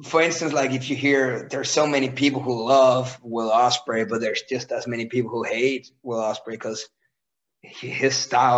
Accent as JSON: {"language": "English", "town": "Randers", "region": "Central Denmark Region", "country": "Denmark", "tie": "born or raised there", "said": "the hometown that I'm from, which is Randers"}